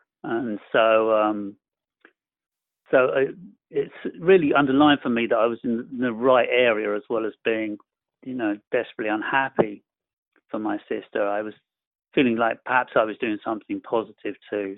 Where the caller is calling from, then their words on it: Bournemouth, South West England, United Kingdom; I'm calling from a town called Bournemouth. It's on the south coast of England in Europe. We're just about still in Europe.